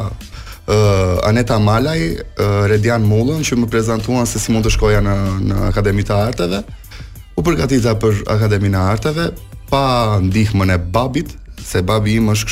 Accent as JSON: {"language": "Albanian", "town": "Ersekë", "region": "Korçë County", "country": "Albania", "tie": "born there", "said": "Un jam kam lindur në Ersek, babin e kam nga Koça, jam gjys për gjys domethënë."}